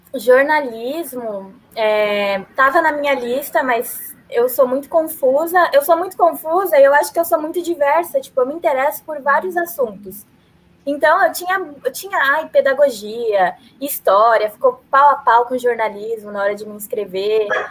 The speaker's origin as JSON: {"language": "Portuguese", "region": "São Paulo", "country": "Brazil", "moved": "as an adult", "lives_now": "Londrina, Brazil", "said": "eu sou de São Paulo"}